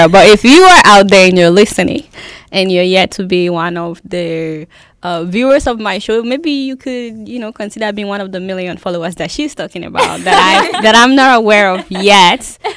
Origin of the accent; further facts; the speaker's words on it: Nigeria; now in United States; I'm from Nigeria